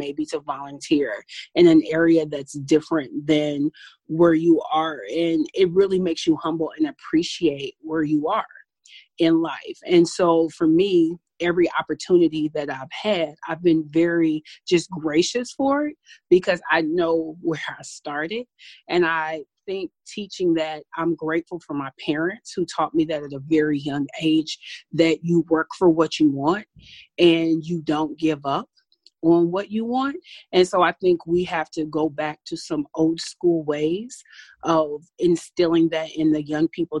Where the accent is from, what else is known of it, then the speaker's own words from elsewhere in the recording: Paducah, Kentucky, United States; now in Milwaukee, United States; I'm originally from Paducah, Kentucky. I'm really proud of where I'm from. I grew up on a tobacco farm